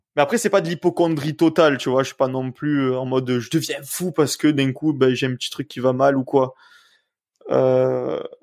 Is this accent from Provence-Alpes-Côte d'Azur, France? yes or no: yes; Septèmes-les-Vallons, Provence-Alpes-Côte d'Azur, France; also born or lived in Puyricard; je suis né à Puricard et j'ai vécu toute ma vie à Septem